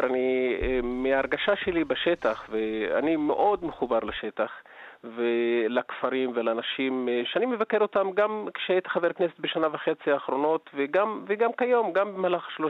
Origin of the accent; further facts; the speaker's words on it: Southern District, Israel; תראה, אני מגיע ממקום אה, שהוא הנידח במדינה והאוכלוסייה שהכי אה, סובלת בעצם אה, במדינה והיא הפריפריה של הפריפריה, זה הנגב.